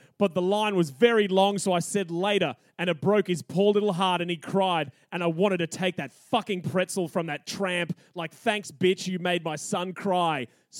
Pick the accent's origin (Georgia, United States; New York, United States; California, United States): California, United States; I grew up in California and my family took us here at least once a year.